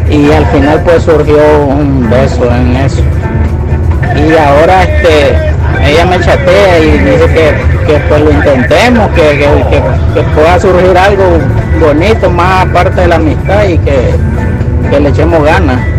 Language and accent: Spanish; Managua, Nicaragua; yo soy de Managua